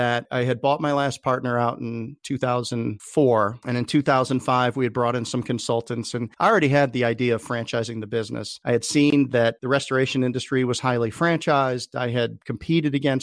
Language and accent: English; Chicago, Illinois, United States; moved away as an adult; also born or lived in Boone, North Carolina; I grew up in Chicago, and I came out to Appalachian State University in Boone, North Carolina on a football scholarship